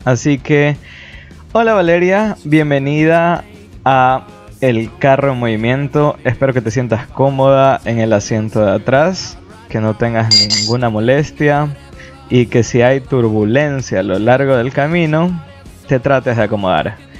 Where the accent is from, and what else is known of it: Ecuador